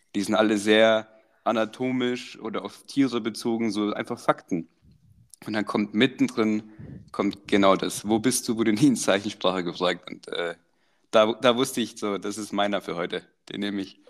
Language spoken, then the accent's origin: German; Croatia; now in Germany; wo wir aufgewachsen sind in Kroatien